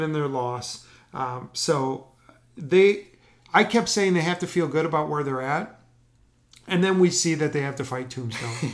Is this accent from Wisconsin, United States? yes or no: yes; Wisconsin, United States; growing up in Wisconsin as a Packer fan